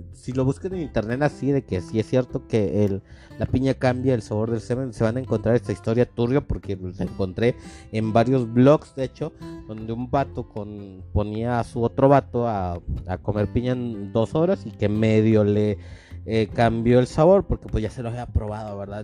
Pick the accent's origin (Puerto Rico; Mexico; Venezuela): Mexico